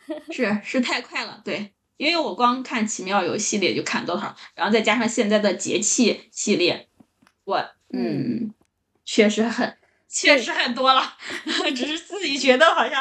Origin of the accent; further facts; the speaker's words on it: Henan, China; also born or lived in Zhoukou, Henan; now in Shihezi, China; 河南是农业大省，再加上本身我就在农村长大嘛，而且自己家也种过地